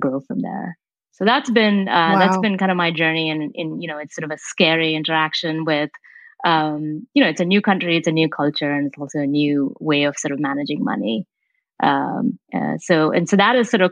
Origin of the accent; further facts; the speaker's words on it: India; moved away as an adult; now in Menlo Park, United States; I came here for college, right? And I came from India